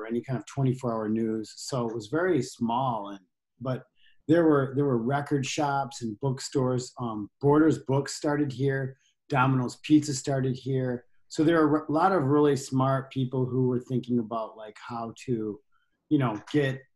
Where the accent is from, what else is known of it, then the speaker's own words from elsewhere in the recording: Ann Arbor, Michigan, United States; moved away; growing up in Ann Arbor was really great